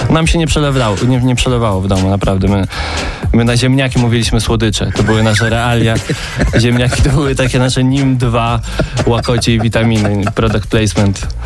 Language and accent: Polish; Subcarpathian Voivodeship, Poland; jestem z Podkarpacia